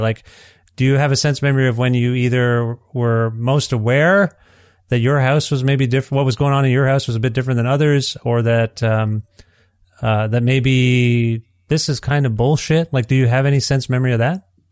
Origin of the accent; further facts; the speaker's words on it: Ontario, Canada; moved away as an adult; now in Edmonton, Canada; I'm from Ontario. My family and I are from Ontario